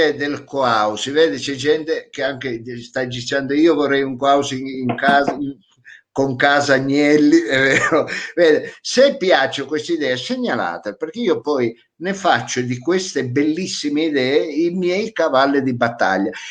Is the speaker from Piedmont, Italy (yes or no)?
yes; Piedmont, Italy; accent: Vercelli; ecco, che ho l'accento vercellese, ecco, anche, mi sta cambiando l'accento forse di mangiarriso